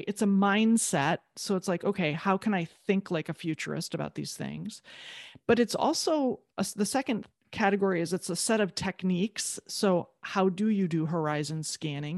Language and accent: English; Midwest, United States; I'm from the Midwest, you know, like, you have to shovel your own sidewalk.